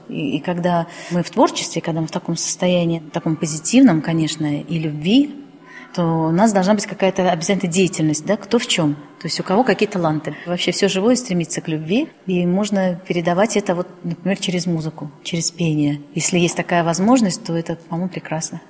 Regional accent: Saint Petersburg, Russia; Я коренной житель Петербурга. Родилась когда-то, это был Ленинград

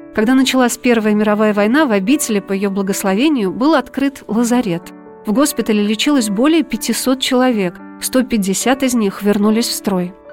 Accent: Saratov, Saratov Oblast, Russia; moved away; в моем родном городе

